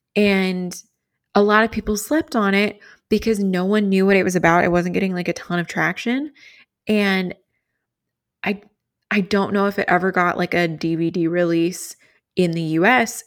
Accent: Kentucky, United States; I grew up in Kentucky, and that's, like, a southern thing.

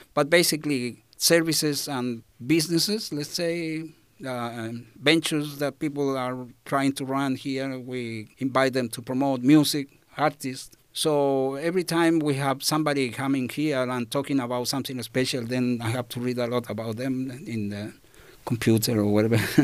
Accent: Chile; English is a second language; moved away as an adult; now in Australia; I come from Chile, so country in South America

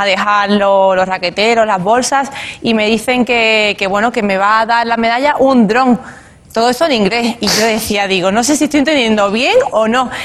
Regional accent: Spain; aquí en España, en mi país.

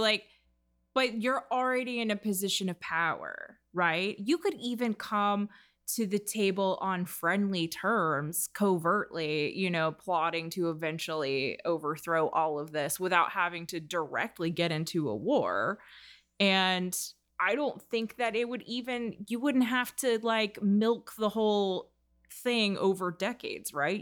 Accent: United States; as an American

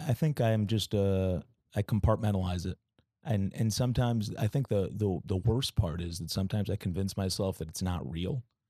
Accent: Boston, Massachusetts, United States; moved away; also born or lived in New York; I, uh, was born and raised in Boston, Massachusetts

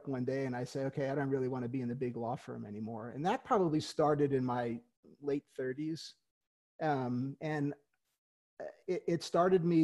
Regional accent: New York City, New York, United States; moved away; also born or lived in Kansas City; I grew up in Queens

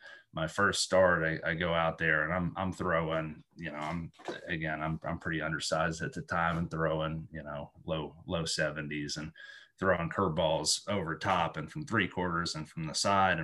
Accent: Western North Carolina, United States; moved away as an adult; also born or lived in Columbia, South Carolina / Philadelphia / New York; now in London, United Kingdom; Spent my childhood there with my younger brother Mitchell, my older sister Cassidy, and then went off to college, University of North Carolina

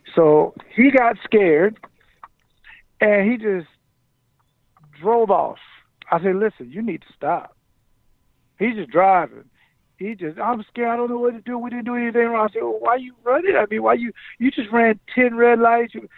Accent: Jacksonville, Florida, United States; moved away as an adult; now in Wisconsin, United States; I grew up in the South

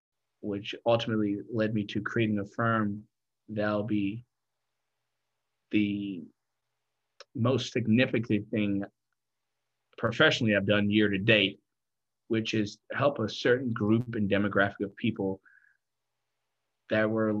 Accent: Freiburg, Baden-Württemberg, Germany; born there; also born or lived in Kenya; I was born in Germany, West Germany, Freiburg to be exact. I lived there mm-hmm. for a little bit, a year or two.

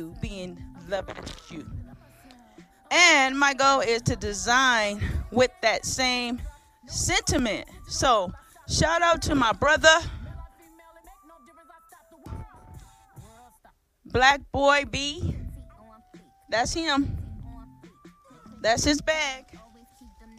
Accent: Michigan, United States; I'm from Michigan

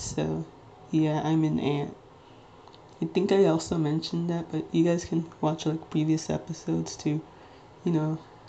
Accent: Nigeria; I am Nigerian, like 99.9% Nigerian.

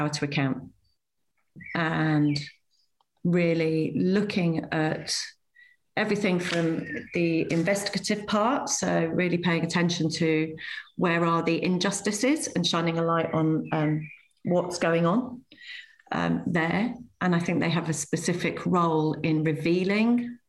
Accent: Manchester, North West England, United Kingdom; I was born in Manchester

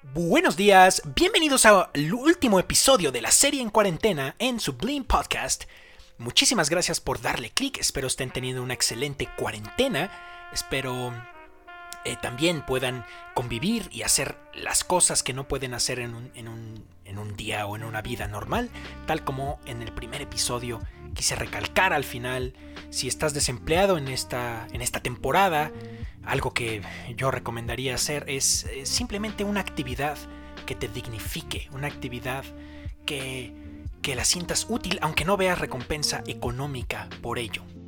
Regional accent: Mexico; en mi país, en México

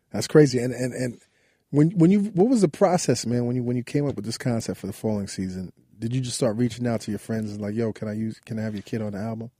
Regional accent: New York City, New York, United States; we grew up on Lincoln Place between Albany and Troy Avenue

